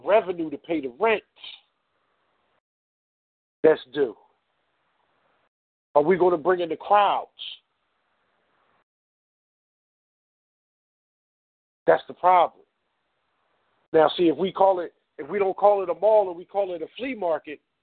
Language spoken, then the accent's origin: English; Philadelphia, Pennsylvania, United States; I'm from North Philly